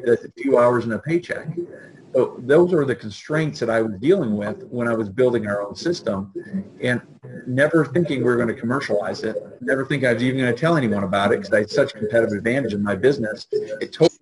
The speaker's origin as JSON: {"language": "English", "country": "Canada", "moved": "as an adult", "lives_now": "United States", "said": "as a Canadian"}